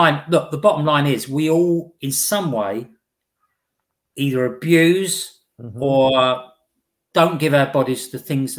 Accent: East of England, United Kingdom; No, I come from the UK, just outside of London, in Essex.

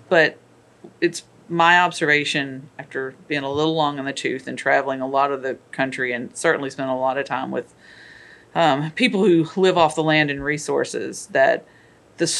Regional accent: Kentucky, United States; moved away; I am originally from Kentucky.

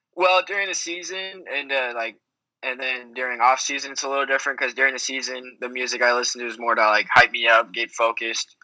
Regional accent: Texas, United States; I am still in Texas now, but uh, growing up in Texas

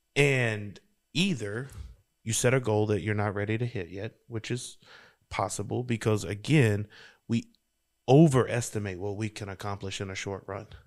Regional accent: Louisiana, United States; I'm from Louisiana, girl.

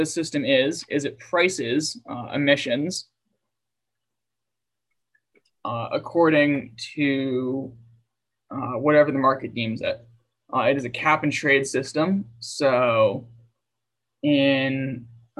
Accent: United States; I'm an American

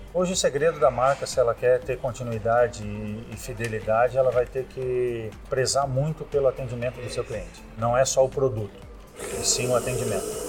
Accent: Rio Grande do Sul, Brazil; moved away as an adult; also born or lived in Paraná / Jaguarão, Rio Grande do Sul; now in Florianópolis, Brazil; nasci no Paraná, fui criado no Rio Grande do Sul e tô aqui desde 92

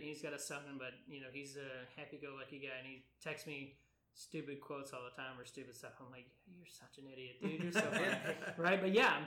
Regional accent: Atlanta, Georgia, United States; moved away as an adult; also born or lived in Savannah; I grew up in Atlanta.

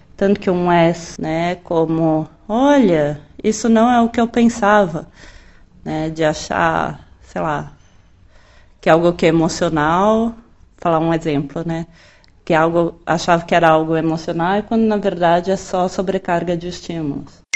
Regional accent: São Paulo, Brazil; eu sou de São Paulo. São Paulo, São Paulo.

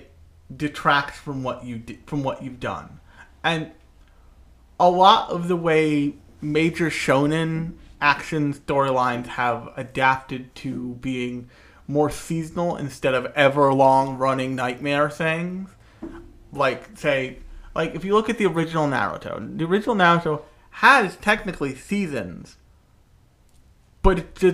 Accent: United States; I'm from America, the land of capitalism and sadness

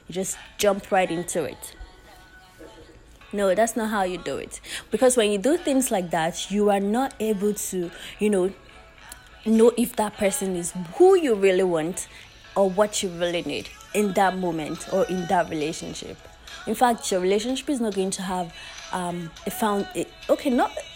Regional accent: Nigeria; As a Nigerian, I always say as a Nigerian

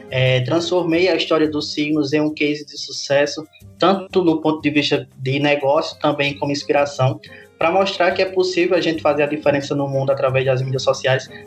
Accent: Parelhas, Rio Grande do Norte, Brazil; now in Caicó, Brazil; eu sou do interior do Rio Grande do Norte, sou parelhense, cidadezinha no Seridó, mas atualmente eu moro em Caicó.

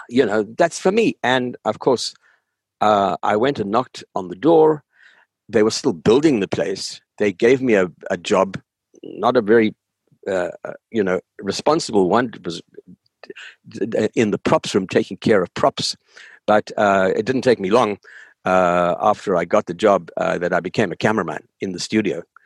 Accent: South Africa; moved away as an adult; I grew up in South Africa. I grew up in the apartheid society in South Africa. I had my education there. Oh, right up until uh, um, the end of my high school days, I lived in South Africa.

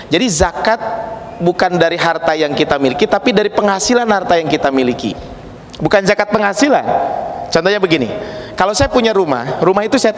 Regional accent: Pacet, West Java, Indonesia; kalau saya berasal dari Kabupaten Bandung, Ciparai ke atas, tepatnya di daerah Desa Maruyung, Kecamatan Pacet, sekitar 15 kilo ke atas itu ada namanya di Ciberem

